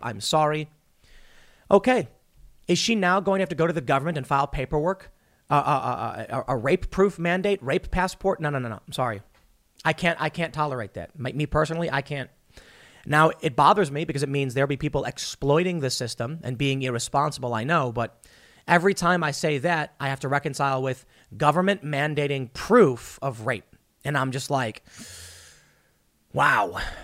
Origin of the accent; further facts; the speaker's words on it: Chicago, Illinois, United States; also born or lived in New York / suburbs of Philadelphia; now in West Virginia, United States; I am from Chicago